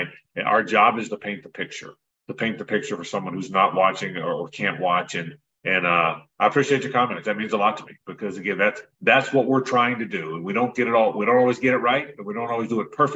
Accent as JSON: {"language": "English", "town": "Jacksonville", "region": "Florida", "country": "United States", "tie": "born or raised there", "said": "it's my hometown"}